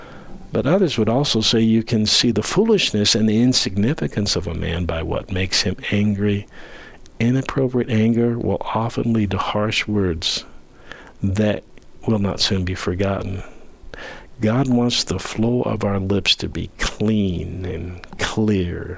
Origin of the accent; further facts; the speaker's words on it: Southern California, United States; now in Granby, United States; Growing up in Southern California